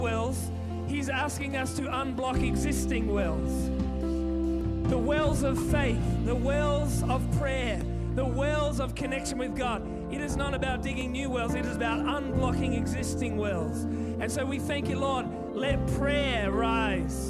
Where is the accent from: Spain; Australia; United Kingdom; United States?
Australia; Sydney, New South Wales; I'm from Sydney